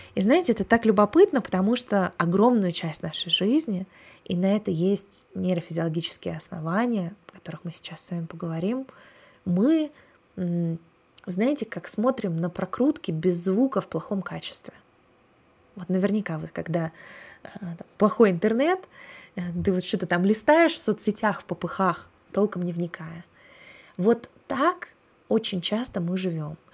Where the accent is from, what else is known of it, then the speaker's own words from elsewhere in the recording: Russia; я выросла в России